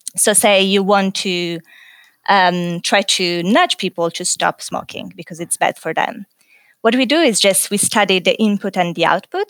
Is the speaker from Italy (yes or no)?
yes; Italy; moved away as an adult; also born or lived in Paris, France / United Kingdom; now in Australia; So, originally, I'm, I'm from Italy